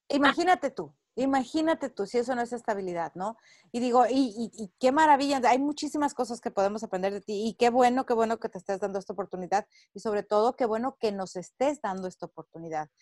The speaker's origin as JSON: {"language": "Spanish", "country": "Mexico", "moved": "as an adult", "lives_now": "United States", "said": "soy mexicana, al grito de guerra, radico en Estados Unidos desde hace 20 años"}